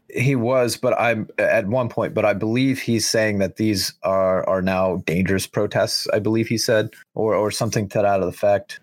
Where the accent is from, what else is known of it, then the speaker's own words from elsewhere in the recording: United States; we, as the American people